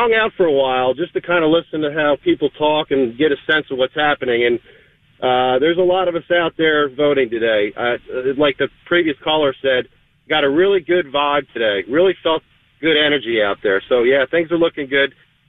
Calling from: Williamsburg, Virginia, United States; I'm calling from Williamsburg, James City County.

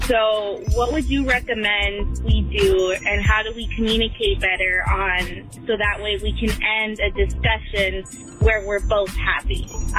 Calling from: Los Angeles, California, United States; I'm 24 years old, and I'm calling from Los Angeles, California.

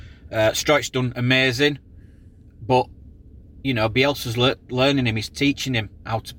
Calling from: Ossett, Yorkshire and the Humber, United Kingdom; I'm … from Osset.

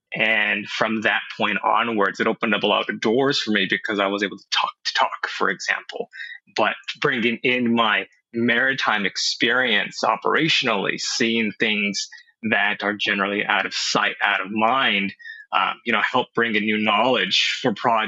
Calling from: Los Angeles, California, United States; I'm coming in from Los Angeles.

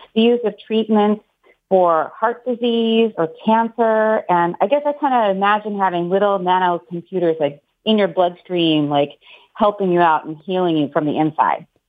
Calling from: Los Angeles, California, United States; I'm calling from sunny Los Angeles

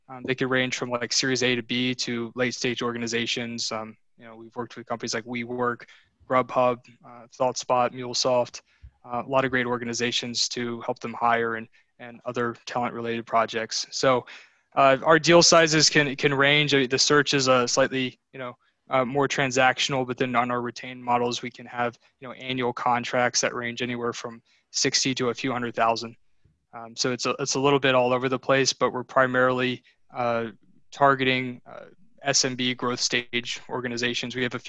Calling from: Sterling, Virginia, United States; I'm in Northern Virginia, Sterling.

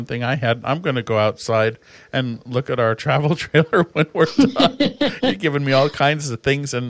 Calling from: California, United States; And we're calling you from Northern California, and we do get rain, plenty of it.

